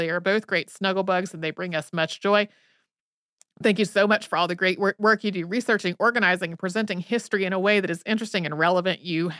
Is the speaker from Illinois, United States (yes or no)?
no; New Mexico, United States; As I mentioned, I grew up in New Mexico, as did my parents, but my dad's parents moved there from Oklahoma, and my mom's parents moved there from upstate New York.